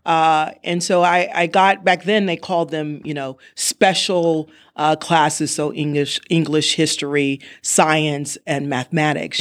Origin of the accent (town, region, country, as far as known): California, United States; born or raised there; also born or lived in Evanston, Illinois